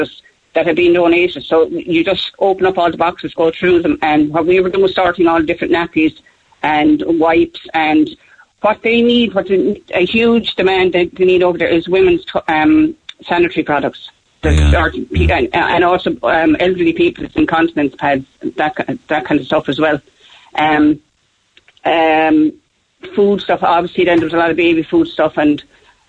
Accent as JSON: {"language": "English", "country": "Ireland", "said": "I come from Ireland"}